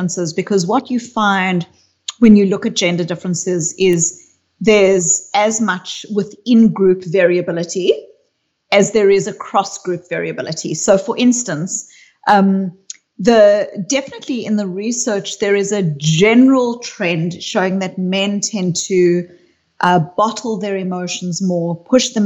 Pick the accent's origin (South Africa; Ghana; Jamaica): South Africa; I grew up in South Africa